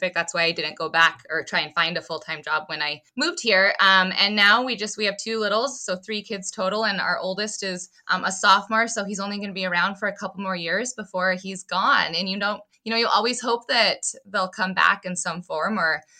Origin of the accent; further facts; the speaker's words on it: Southwest Montana, United States; moved away as an adult; now in Nebraska, United States; I'm a Nebraska transplant, so I grew up in Southwest Montana.